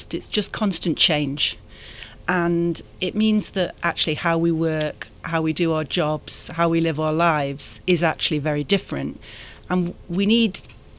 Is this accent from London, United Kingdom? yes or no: no; Manchester, North West England, United Kingdom; moved away as an adult; also born or lived in Macedonia / Brussels; now in Atlanta, United States; I grew up in Manchester in the north of England.